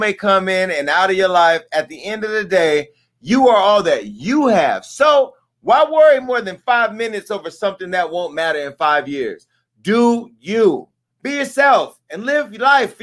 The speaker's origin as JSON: {"language": "English", "town": "Stockton", "region": "California", "country": "United States", "said": "I'm from Stockton"}